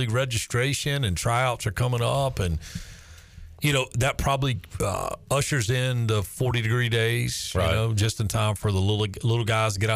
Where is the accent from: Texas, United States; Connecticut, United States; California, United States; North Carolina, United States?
North Carolina, United States; Charlotte; growing up in Charlotte